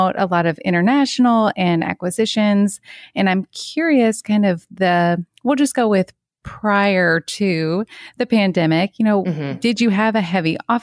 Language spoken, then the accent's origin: English; Kentucky, United States; moved away; I'm from Kentucky, so, you know, Kentucky to the West Coast